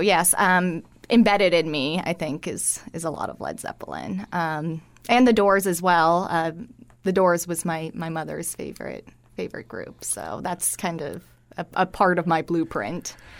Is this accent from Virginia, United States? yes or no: no; Cooper City, Florida, United States; moved away; I grew up in Fort Lauderdale in what I often joke is the last of suburbia out there, um, in Cooper City, Florida